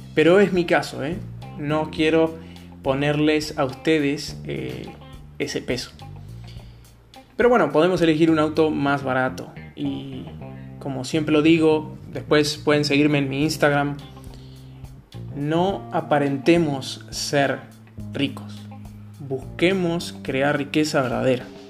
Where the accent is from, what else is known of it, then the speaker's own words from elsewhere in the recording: Argentina; soy argentino